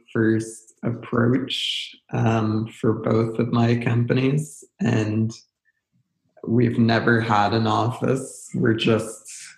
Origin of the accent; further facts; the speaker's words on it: Ottawa, Ontario, Canada; I'm from Ottawa, which is the capital of Canada.